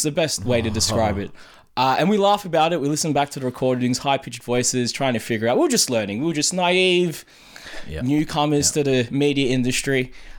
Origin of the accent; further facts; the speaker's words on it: Sydney, New South Wales, Australia; I was born at Royal North Shore Hospital. My parents migrated here, but my parents met here.